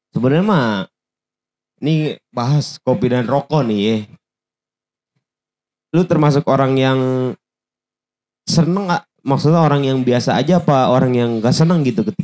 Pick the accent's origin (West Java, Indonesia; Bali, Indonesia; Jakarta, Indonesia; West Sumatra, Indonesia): Jakarta, Indonesia; Nah gue tuh bisa dibilang paling jarang ke Monas walaupun gue orang Jakarta asli iya.